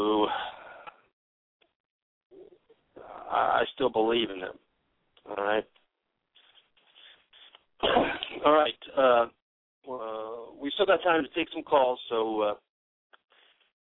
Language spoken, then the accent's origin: English; United States; I'm an American